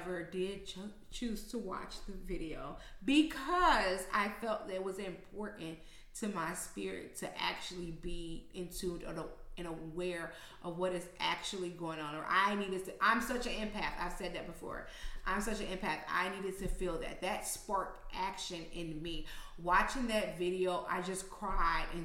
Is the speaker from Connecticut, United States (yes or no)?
no; Chicago, Illinois, United States; I'm from the South Side of Chicago